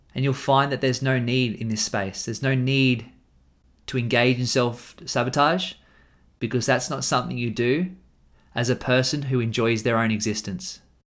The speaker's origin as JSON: {"language": "English", "country": "Australia", "said": "I'm an Australian man"}